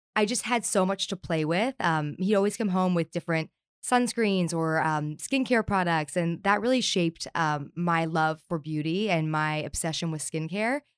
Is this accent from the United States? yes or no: yes; Southern California, United States; I grew up here in Southern California